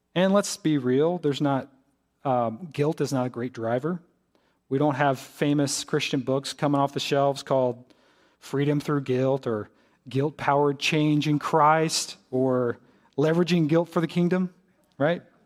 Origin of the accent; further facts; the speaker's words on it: Greensboro, North Carolina, United States; moved away as an adult; I'm from Greensboro.